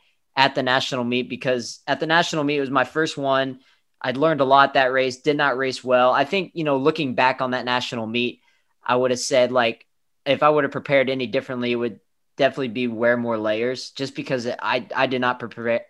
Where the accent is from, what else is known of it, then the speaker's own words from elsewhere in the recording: Texas, United States; me growing up in Texas